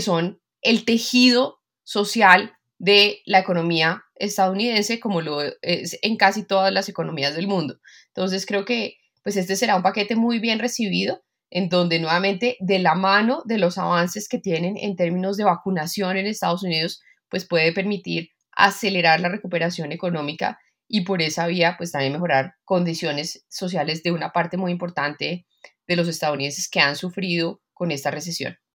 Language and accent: Spanish; Colombia; Nosotros, toda la economía colombiana